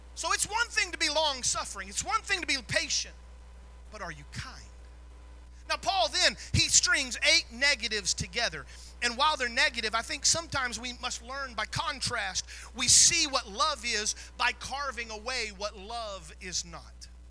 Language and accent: English; the South, United States; I was raised in the South